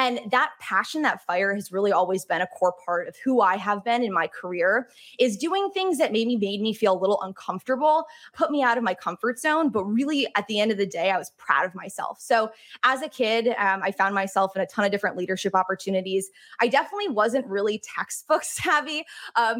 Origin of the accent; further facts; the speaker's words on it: upstate New York, United States; also born or lived in Boston; I grew up in a small town in upstate New York, about 2 hours north of the city